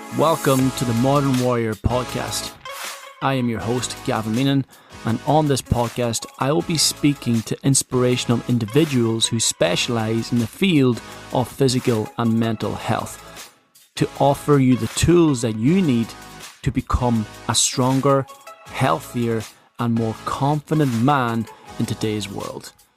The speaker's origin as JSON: {"language": "English", "country": "Ireland", "tie": "born or raised there", "said": "I come from Ireland"}